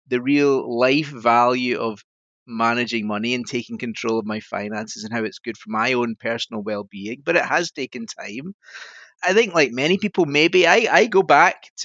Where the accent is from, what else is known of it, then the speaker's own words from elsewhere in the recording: Scotland, United Kingdom; now in Yorkshire, United Kingdom; I'm sitting in Yorkshire and you might tell from my voice I'm Scottish